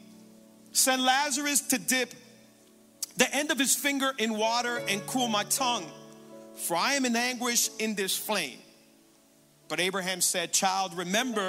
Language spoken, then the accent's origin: English; Hialeah, Florida, United States; also born or lived in Cutler Ridge, Florida; I'm originally born and raised in Hialeah